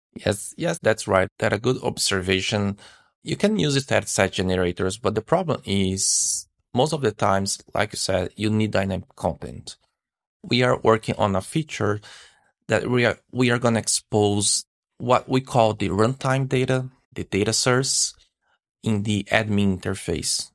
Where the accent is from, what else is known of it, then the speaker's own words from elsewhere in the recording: Brazil; now in Canada; I live in Canada. I'm from Brazil, actually, but I'm living in Canada.